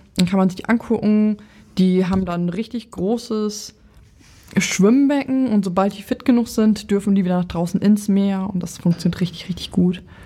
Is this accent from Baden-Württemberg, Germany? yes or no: no; Lower Saxony, Germany; Ich komme ja aus Niedersachsen